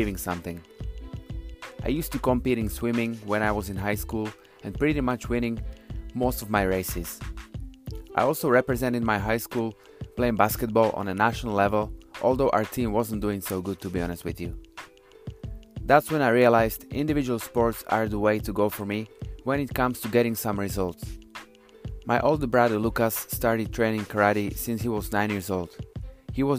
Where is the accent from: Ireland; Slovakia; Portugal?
Slovakia; also born or lived in United Kingdom; now in Toronto, Canada; Originally from Central Europe, country called Slovakia, former Czechoslovakia.